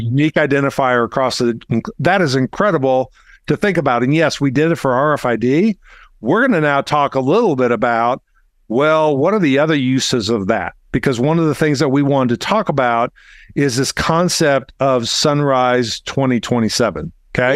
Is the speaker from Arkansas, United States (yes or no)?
yes; Arkansas, United States; I'm from Arkansas